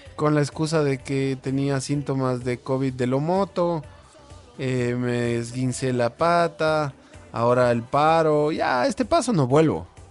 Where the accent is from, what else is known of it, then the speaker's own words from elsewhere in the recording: Ecuador; todos somos ecuatorianos